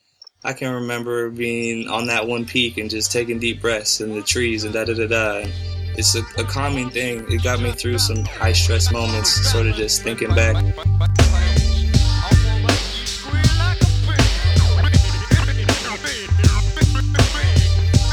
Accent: California, United States; I was born in California

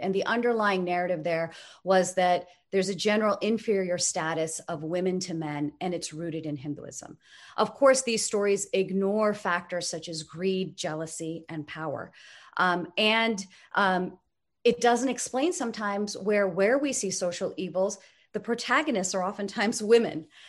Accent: United States; I grew up here in the United States

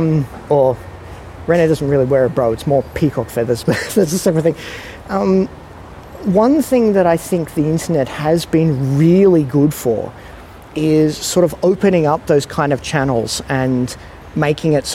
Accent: Australia; also born or lived in Singapore; being in an Australian

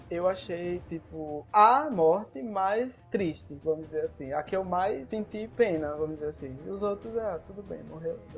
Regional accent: Brazil; porque eu sou brasileiro

